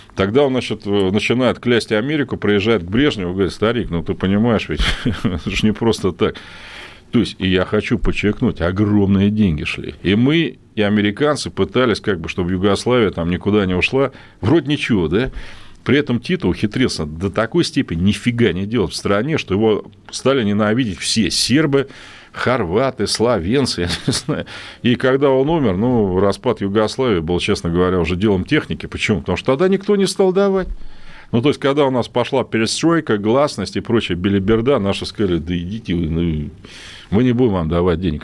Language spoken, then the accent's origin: Russian; Russia; я тоже ведь россиянин